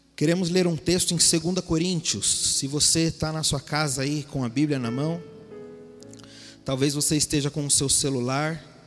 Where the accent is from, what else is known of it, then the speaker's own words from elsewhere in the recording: Mogi das Cruzes, São Paulo, Brazil; moved away as an adult; also born or lived in Chile / Bolivia / Argentina / Peru; nós somos de Mogi das Cruzes